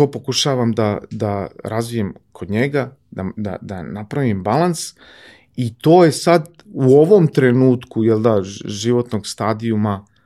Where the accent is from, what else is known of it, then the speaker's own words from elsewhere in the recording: Topola, Šumadija, Serbia; now in Belgrade, Serbia; odrastao sam na Oplencu, Oplenac je divno mesto za odrastanje.